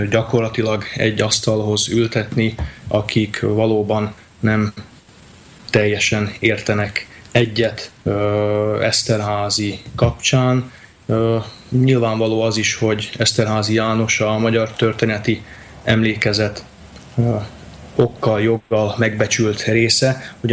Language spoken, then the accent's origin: Hungarian; Slovakia; also born or lived in Budapest, Hungary; Pestről, hát ha szabad ezt mondani, egy olyan küldetés tudattal tértem vissza a szűkebb értelemben vett szülőföldemre